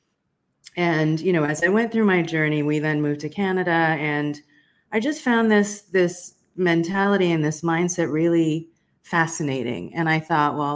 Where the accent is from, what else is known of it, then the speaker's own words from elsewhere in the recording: South Africa; I was born in South Africa during apartheid